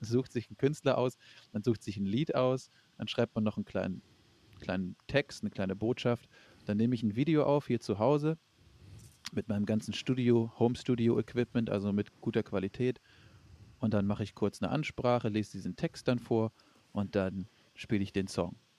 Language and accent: German; Flensburg, Schleswig-Holstein, Germany; now in Hamburg, Germany; Also ich komme gebürtig aus Flensburg